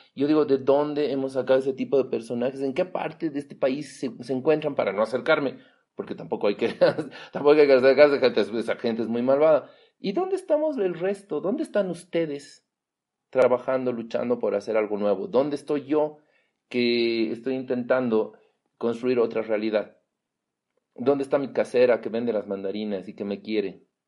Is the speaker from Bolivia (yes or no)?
yes; Bolivia; todos somos bolivianos